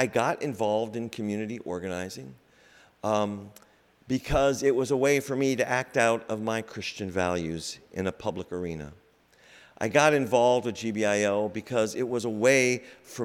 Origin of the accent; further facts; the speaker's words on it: Iowa, United States; moved away; also born or lived in Boston; I'm from Iowa via Boston